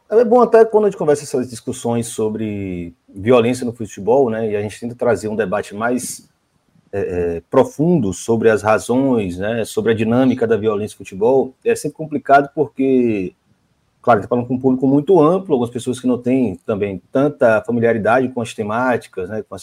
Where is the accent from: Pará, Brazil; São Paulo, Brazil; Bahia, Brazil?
Bahia, Brazil; Claro, eu sou da Bahia